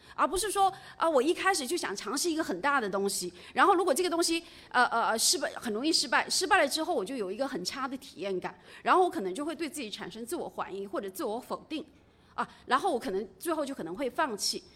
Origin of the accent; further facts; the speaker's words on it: Jiangxi, China; 我本身是出生在，呃 江西的一个很普通的家庭。然后我爸爸十岁就去世了。我，我，我曾经有一段时间家里是挺穷的